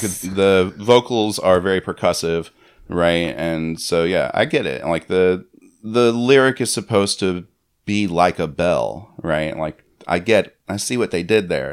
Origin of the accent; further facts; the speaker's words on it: Florida, United States; I grew up in Florida